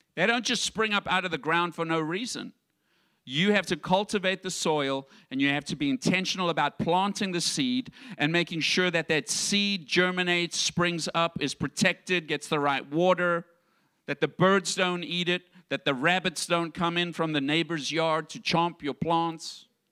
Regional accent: South Africa; moved away; I grew up in South Africa and in the environment that I grew up, I had a poverty mindset

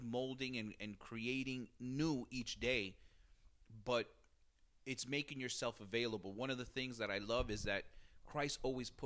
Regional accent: Jersey City, New Jersey, United States; growing up in Jersey City

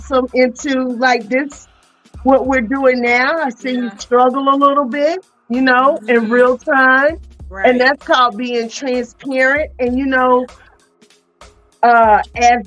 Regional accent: Greensboro, North Carolina, United States; also born or lived in Winston-Salem, North Carolina; I was born in Greensboro

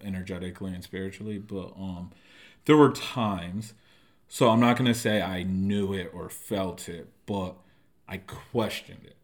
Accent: Norwalk, Connecticut, United States; moved away as an adult; now in San Diego, United States; I'm from Norwalk, Connecticut. Uh, born and raised

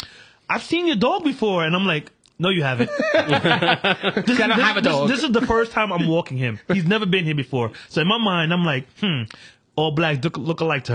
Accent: New York City, New York, United States; I used to say Jerome, but I started saying Kingsbridge because people know what Kingsbridge is.

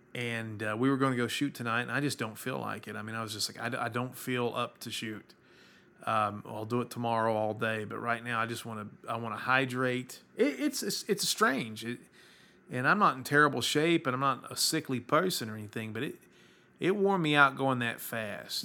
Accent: Baltimore, Maryland, United States; I'm from Baltimore.

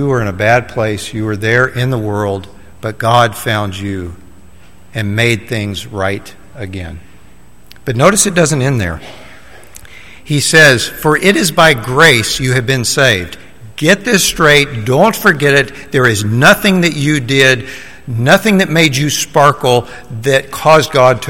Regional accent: Middle Tennessee, United States; I grew up in Middle Tennessee

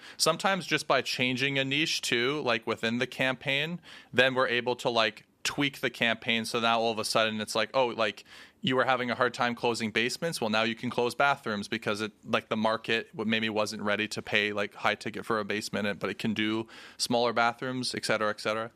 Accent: Canada; we're Canadian

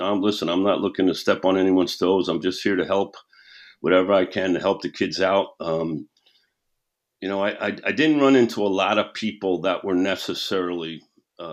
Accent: New York City, New York, United States; also born or lived in Scottsdale, Arizona; now in Fort Mill, United States; I'm from New York City. I said, where we grew up, we used to think that there was a pub or a bar and grill on every corner

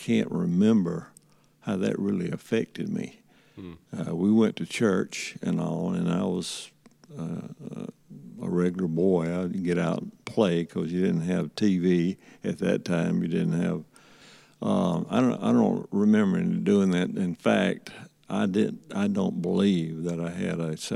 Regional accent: Andalusia, Alabama, United States; growing up in Andalusian

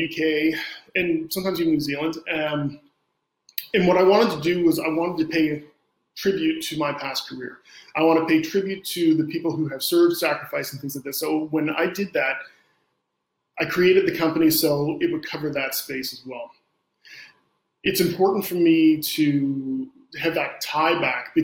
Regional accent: Canada; I'm Canadian

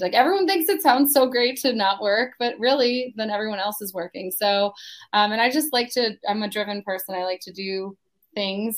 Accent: Pennsylvania, United States; now in Palm Coast, United States; I am originally from Pennsylvania. I went, I grew up there, did not like shoveling snow

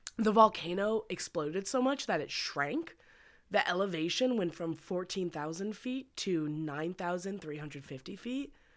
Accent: Westchester, New York, United States; Whenever there were hurricanes in my hometown

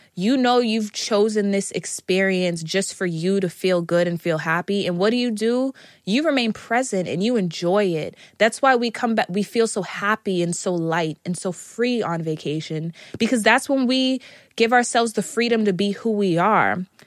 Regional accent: United States; I am an American

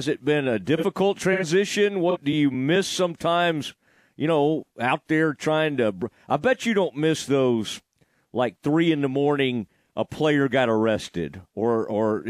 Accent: Kaufman, Texas, United States; where I grew up in Kaufman

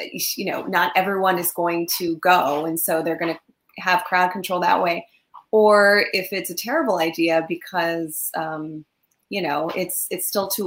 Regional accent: Southern California, United States; I grew up in Southern California, this little girl who liked comics and Batman

